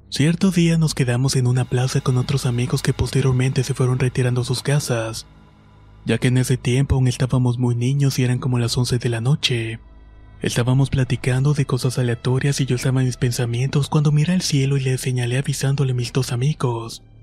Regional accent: Jalisco, Mexico; Esto me ocurrió cuando tenía unos 8 o 10 años aproximadamente. Soy de Jalisco, de un pueblo cerca de Tala.

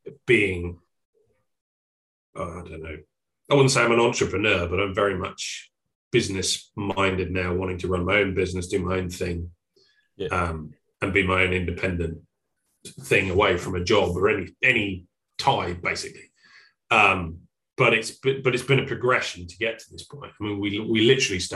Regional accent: Suffolk, East of England, United Kingdom; moved away as an adult; also born or lived in Oxfordshire; now in Cambridgeshire, United Kingdom; I grew up in Suffolk

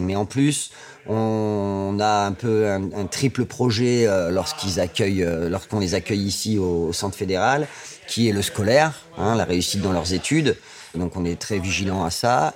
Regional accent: Amiens, Hauts-de-France, France; moved away; also born or lived in Saint-Étienne region / Limousin; je suis né à Amiens

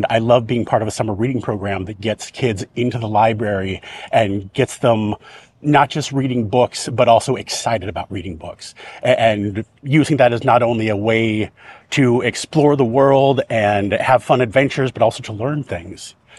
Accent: California, United States; I've lived in Orange County all of my entire life.

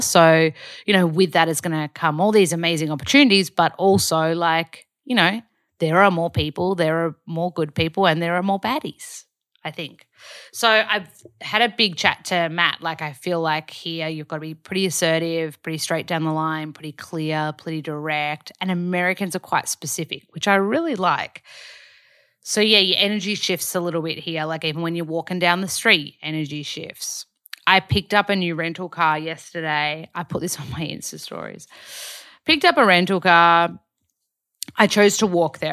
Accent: Australia; moved away as an adult; also born or lived in Byron Bay, Australia; now in Los Angeles, United States; Hoyts or Village back home.

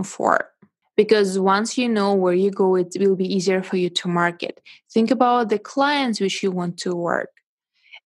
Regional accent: Russia; English is a second language; moved away as an adult; now in China; I was born in Russia and I moved to China 8 years ago.

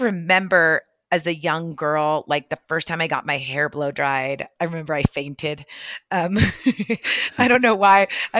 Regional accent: Mexico; English is a second language; now in United States; I came to this country, like I barely spoke English, you know, people thought, you know, less of me because my skin was brown, because I came from Mexico

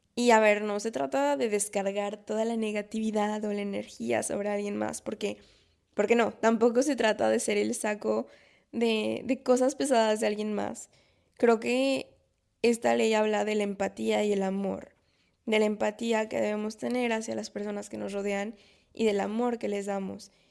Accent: Mexico; moved away as an adult; now in France; como mexicanos o como latinos

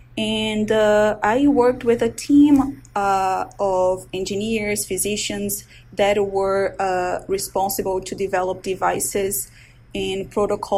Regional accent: Brazil; moved away as an adult; also born or lived in Washington, D.C., United States; now in Baltimore, United States; I'm originally from Brazil. I was born and raised there, went to medical school

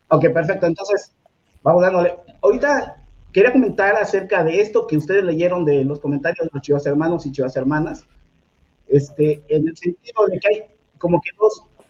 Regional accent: Mexico City, Mexico; soy oriundo de la colonia obrera, acá en la alcaldía Cuauhtémoc

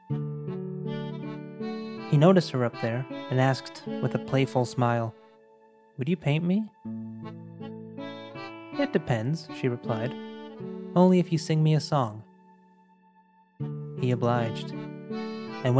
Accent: Monterrey, Nuevo León, Mexico; moved away as an adult; now in New York, United States; I was born in Monterrey, in northeastern Mexico. And several years ago, life led me across the border to New York.

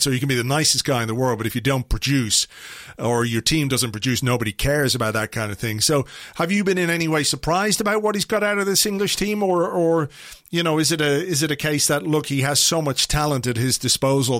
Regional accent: Ireland; I say this as an Irishman

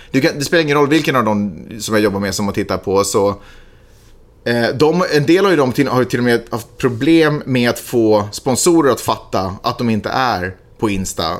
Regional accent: Sweden; now in United States; hemma i Sverige

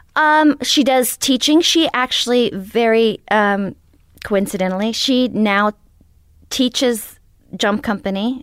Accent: Idaho, United States; moved away; also born or lived in Knoxville, Tennessee / Virginia / Oregon / New York; Grew up in Idaho.

